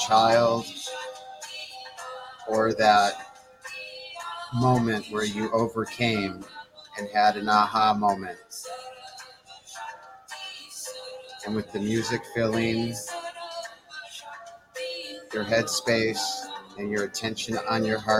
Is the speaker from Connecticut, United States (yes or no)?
no; Detroit, Michigan, United States; moved away; I'm from Detroit